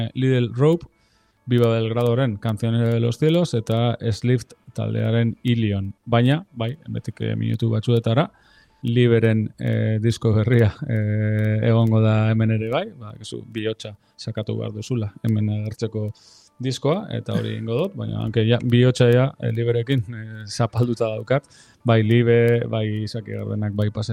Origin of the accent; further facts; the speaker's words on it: Lemoa, Basque Country, Spain; nire herrian jotzen du, nire txetik gertu